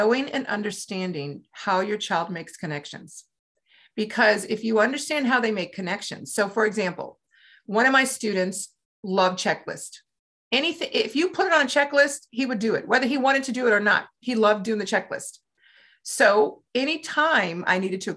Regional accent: Louisiana, United States; when I grew up in Louisiana

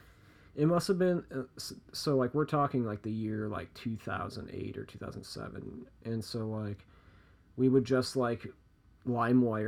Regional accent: Chicago, Illinois, United States; I grew up in Chicago

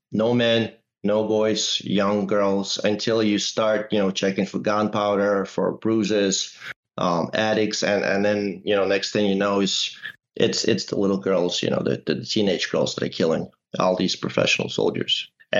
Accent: Russia; now in United States; being a Russian citizen, I'm an American citizen, also growing up there during the Chechen wars

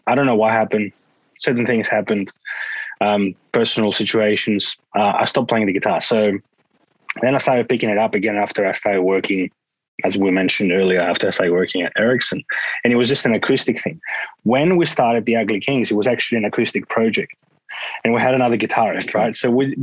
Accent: Greece; now in Australia; growing up in Greece

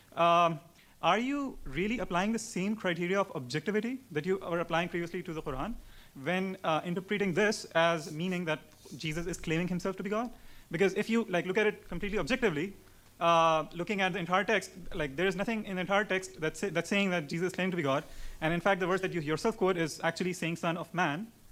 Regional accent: Pakistan; I'm from Pakistan

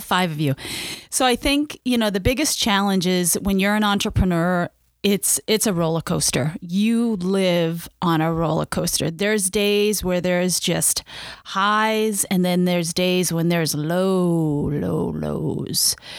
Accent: Maine, United States; I grew up in Maine

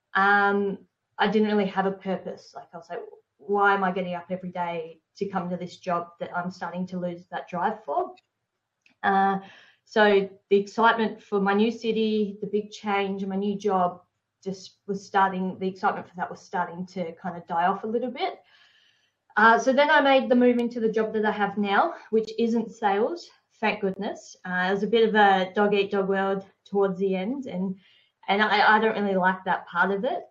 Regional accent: Hobart, Tasmania, Australia; I grew up in Hobart

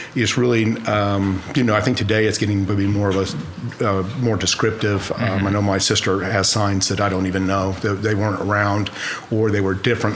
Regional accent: Enid, Oklahoma, United States; first language sign language; English is a second language; also born or lived in Ponca City, Oklahoma; we grew up in Enid uh, probably since we were about two years old.

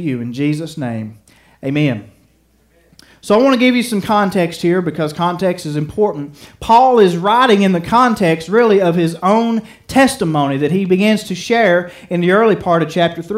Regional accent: United States; I love being an American citizen

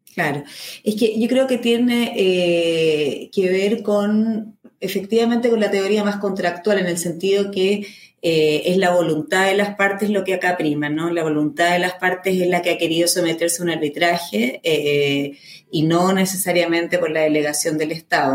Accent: Chile; mi país, por ejemplo en Chile

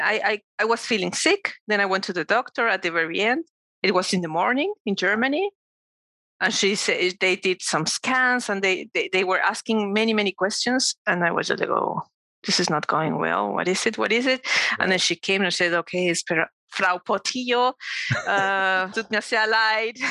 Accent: Mexico City, Mexico; I was born and raised in Mexico City and I lived there up to until I was 20, no, 18, I think.

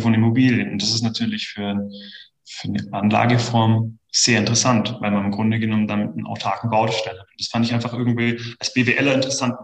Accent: Kempten, Bavaria, Germany; Also ich bin in der Tat gebürtiger Kempner. Ähm, das heißt, ich bin hier aufgewachsen, bin hier immer geblieben

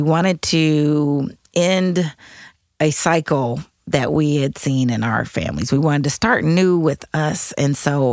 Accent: Denver, Colorado, United States; now in St. Louis, United States; I'm from Denver, Colorado

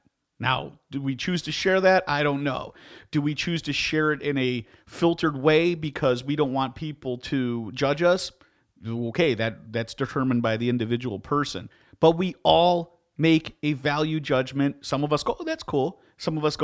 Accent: Midwest, United States; I'm from the Midwest. I've lived here my whole life

